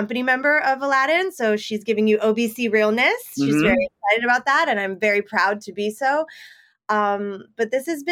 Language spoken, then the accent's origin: English; Sacramento, California, United States; also born or lived in Los Angeles, California; I'm originally from Sacramento, California. Well, I'm originally from LA and then we moved to Sacramento. So California all around, but I definitely say Sacramento because that's where I went to high school